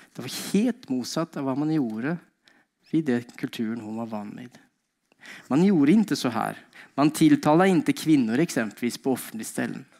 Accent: Norway; moved away as an adult; now in Sweden; jeg eh, kom fra Norge. Eh, bodd her i eh, ikke allmenn tid, men 16 eh, år tror jeg det blir.

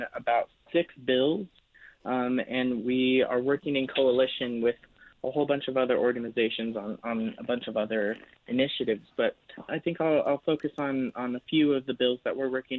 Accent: Albuquerque, New Mexico, United States; I was born and raised here in New Mexico, in Albuquerque

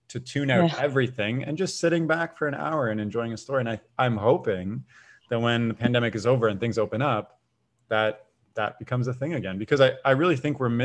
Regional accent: Canada; I was born in Canada, still in Canada

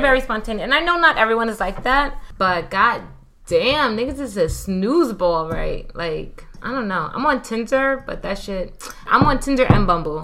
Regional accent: New York City, New York, United States; moved away; also born or lived in Miami; I'm from Brooklyn, but I used to live in Miami. Now I live here.

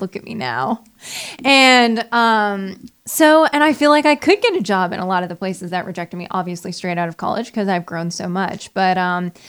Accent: Peterborough, New Hampshire, United States; now in Nashville, United States; I'm from a super small town. It's called Peterborough, New Hampshire.

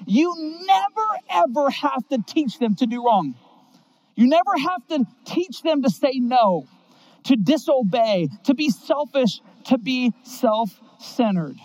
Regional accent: Seattle, Washington, United States; I grew up in Seattle, Washington

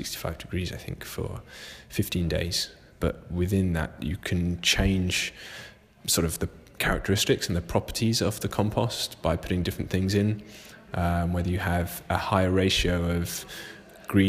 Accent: Jersey; I'm from Jersey.

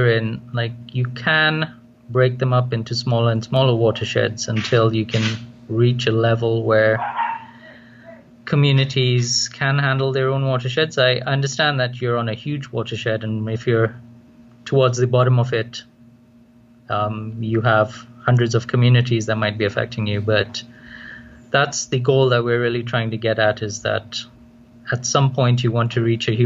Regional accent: Kenya; also born or lived in Trinidad; now in Trinidad and Tobago; I'm originally from Kenya, a long time ago.

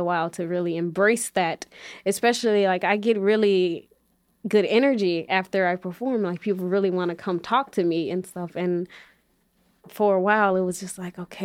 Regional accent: Chicago, Illinois, United States; growing up on the West Side

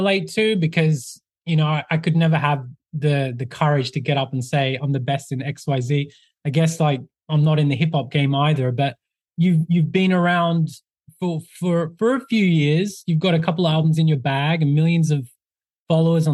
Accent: Australia; I'm from Australia.

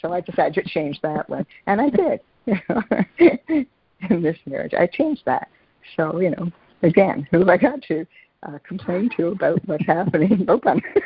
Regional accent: Toronto, Ontario, Canada; I grew up in Toronto

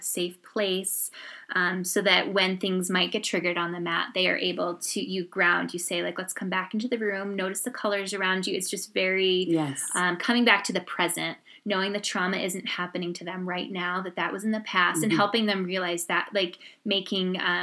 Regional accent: New York, United States; moved away as an adult; also born or lived in Indiana; we didn't have money, so I grew up in New York

